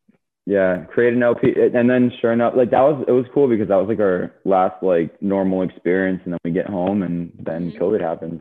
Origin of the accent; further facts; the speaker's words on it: Florida, United States; also born or lived in Fort Lauderdale, Florida; growing up in Florida